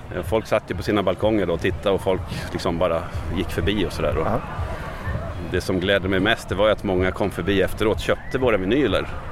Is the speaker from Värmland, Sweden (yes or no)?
no; Västerås, Västmanland, Sweden; där jag växte upp i Västerås